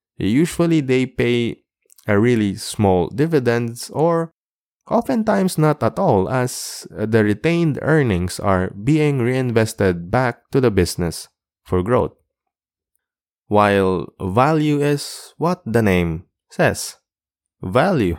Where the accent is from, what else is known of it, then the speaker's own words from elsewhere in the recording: Philippines; being a Filipino seafarer, it's easier now in our country to open your own brokerage account